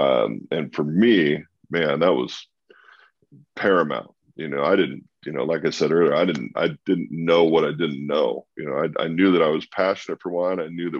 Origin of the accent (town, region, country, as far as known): Walla Walla, Washington, United States; born or raised there; moved away